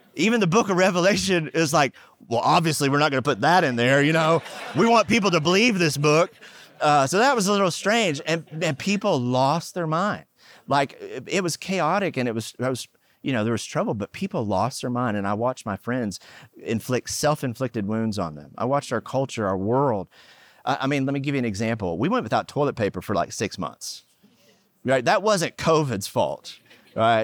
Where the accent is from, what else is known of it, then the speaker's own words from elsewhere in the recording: Oklahoma, United States; moved away; also born or lived in California; I grew up in Oklahoma, and we were poor